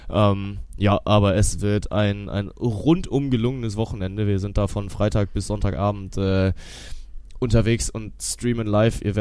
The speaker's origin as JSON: {"language": "German", "town": "Cologne", "region": "North Rhine-Westphalia", "country": "Germany", "tie": "born or raised there", "said": "wir haben die Champions League zu Gast hier bei mir in meiner Heimatstadt in Köln."}